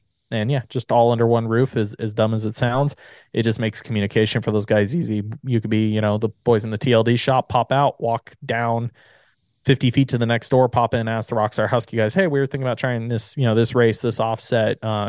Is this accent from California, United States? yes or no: yes; Southern California, United States; I'm born and raised in SoCal.